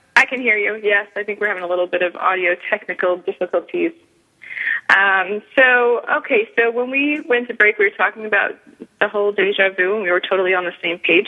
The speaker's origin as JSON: {"language": "English", "region": "New England", "country": "United States", "tie": "born or raised there", "accent": "northern", "moved": "yes", "lives_now": "Florida, United States", "said": "I grew up in New England"}